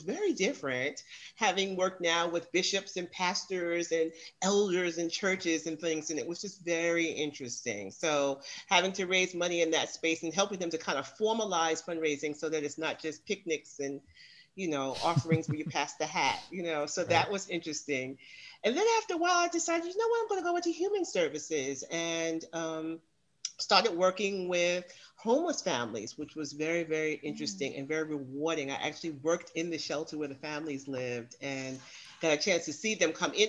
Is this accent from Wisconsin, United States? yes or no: no; New York, United States; I'm a New Yorker.